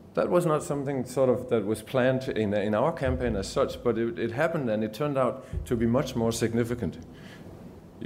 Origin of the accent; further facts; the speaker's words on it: Denmark; moved away as an adult; now in Geelong, Australia; I've just come back from Denmark actually 2 days ago and used to live there most of my life, moved to Geelong 7 years ago.